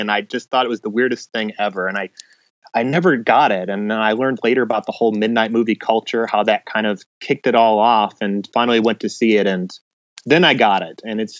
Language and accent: English; South St. Louis County, Missouri, United States; now in Nashville, United States; I was growing up in South St. Louis County